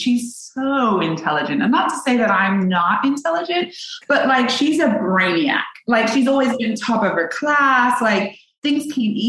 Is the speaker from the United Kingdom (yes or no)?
yes; England, United Kingdom; now in Los Angeles, United States; I'm from England